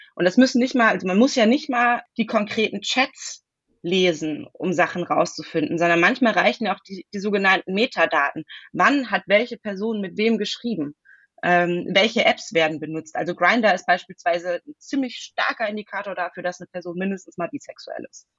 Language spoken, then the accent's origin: German; Hesse, Germany; moved away as an adult; also born or lived in Heidelberg / Bavaria; now in Western Pomerania, Germany; ich bin in Heidelberg geboren, ich bin in Hessen aufgewachsen, ich habe in Bayern studiert